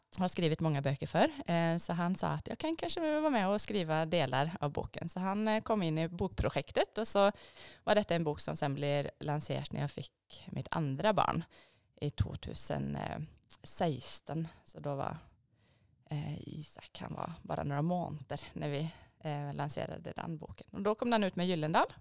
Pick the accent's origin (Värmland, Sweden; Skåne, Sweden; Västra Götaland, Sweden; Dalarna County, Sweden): Västra Götaland, Sweden; Borås; moved away as an adult; also born or lived in Stockholm, Sweden; now in Lierskogen, Norway; Borås i Sverige